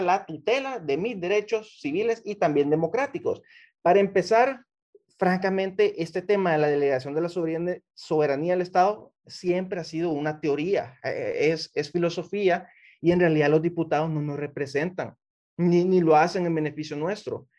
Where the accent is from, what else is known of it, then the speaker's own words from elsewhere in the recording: Honduras; Yo como ciudadano hondureño